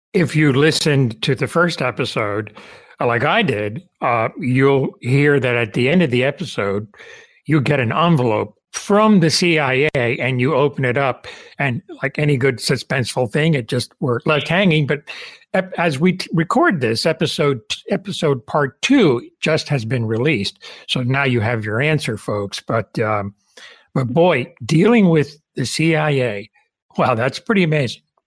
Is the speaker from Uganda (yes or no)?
no; Cuba; moved away; I was born in Cuba